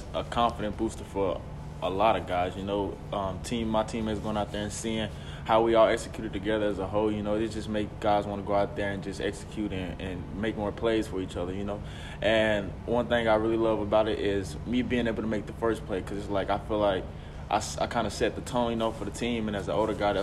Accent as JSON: {"language": "English", "town": "Nashville", "region": "Tennessee", "country": "United States", "tie": "born or raised there", "said": "this being 2 hours from my hometown, which is Nashville."}